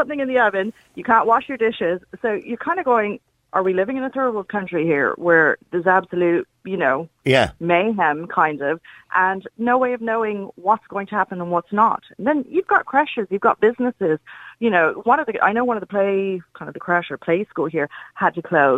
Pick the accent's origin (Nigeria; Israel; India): India; now in Enfield, Ireland; I grew up in India